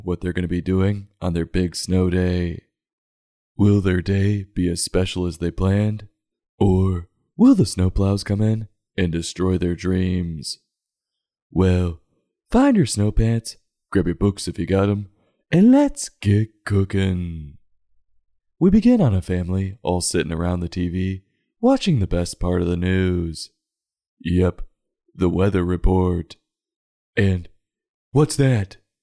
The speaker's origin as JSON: {"language": "English", "town": "Chicago", "region": "Illinois", "country": "United States", "tie": "born or raised there", "said": "growing up in Chicagoland"}